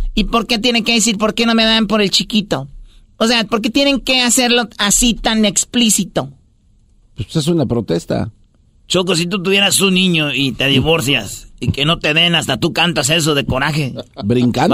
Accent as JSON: {"language": "Spanish", "region": "Michoacán", "country": "Mexico", "tie": "born or raised there", "moved": "yes", "said": "cuando yo estaba morrillo allá en Michoacán"}